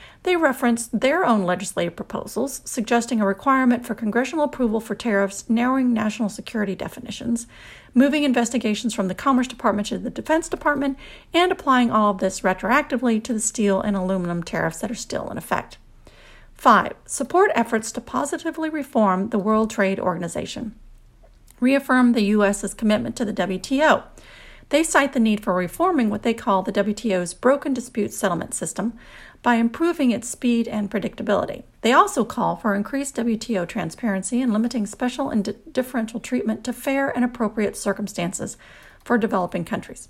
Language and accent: English; the South, United States; I'm from the South, and we have a lot of colloquialisms